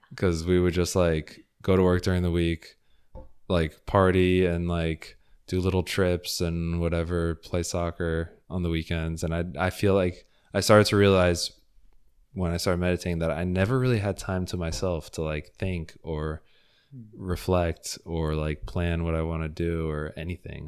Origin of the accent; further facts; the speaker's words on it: Fort Lauderdale, Florida, United States; also born or lived in Houston; I grew up in Fort Lauderdale